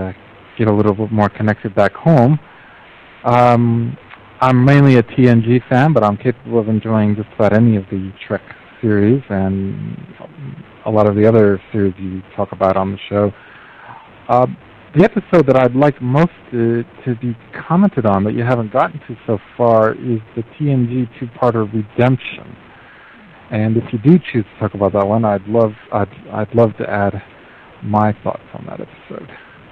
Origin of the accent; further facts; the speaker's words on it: United States; moved away as an adult; now in Moscow, Russia; I'm an American, and I've been living here for quite a while